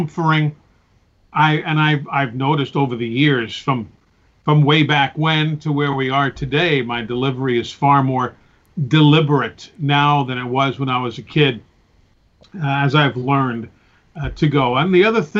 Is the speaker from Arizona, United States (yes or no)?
no; New York City, New York, United States; I grew up in New York City, where there were 77 radio stations.